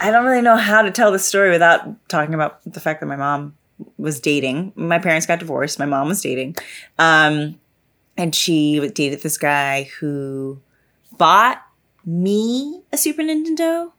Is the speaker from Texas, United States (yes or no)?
yes; Texas, United States; I'm from Texas